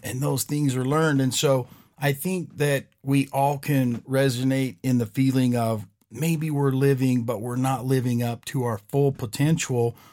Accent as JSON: {"language": "English", "region": "West Coast", "country": "United States", "said": "I'm not from here. I'm from the West Coast."}